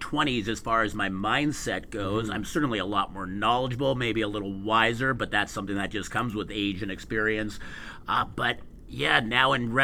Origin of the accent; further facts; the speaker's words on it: Montreal, Quebec, Canada; moved away as an adult; now in Edmonton, Canada; born and raised in Montreal